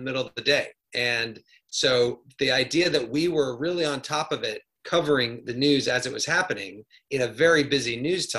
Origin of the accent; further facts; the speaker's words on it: Midwest, United States; moved away; I grew up in the Midwest